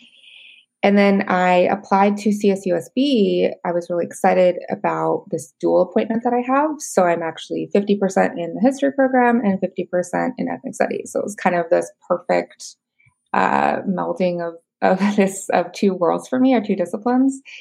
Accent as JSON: {"language": "English", "area": "Yakima Valley", "region": "Washington", "country": "United States", "tie": "born or raised there", "moved": "yes", "said": "I grew up in the Yakima Valley, kind of a medium-sized agricultural community in Washington."}